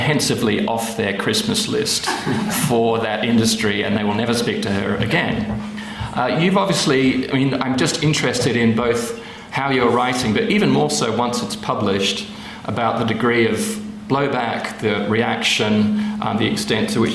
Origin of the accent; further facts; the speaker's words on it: Australia; I'm Australian and fake British